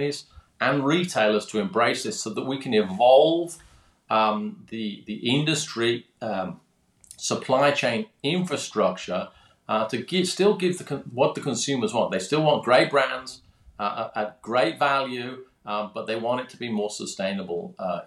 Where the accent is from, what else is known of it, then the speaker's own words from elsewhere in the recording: Birmingham, West Midlands, United Kingdom; moved away; also born or lived in London; I grew up in Birmingham, that's Birmingham, England, not Birmingham, Alabama